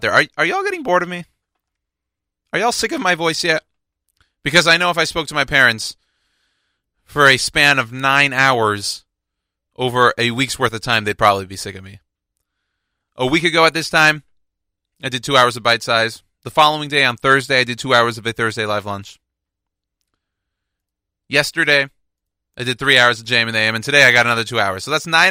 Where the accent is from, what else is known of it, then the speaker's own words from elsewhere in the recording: Houston, Texas, United States; my hometown, so the Houston Rockets